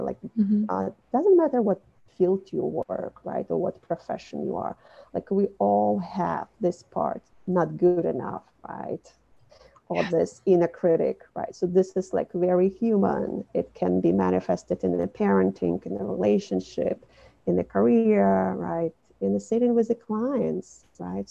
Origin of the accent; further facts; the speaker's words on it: Minsk, Belarus; moved away as an adult; also born or lived in Brooklyn, New York City; now in New York City, United States; I was born and raised in Belarus, Minsk, as a part of Soviet Union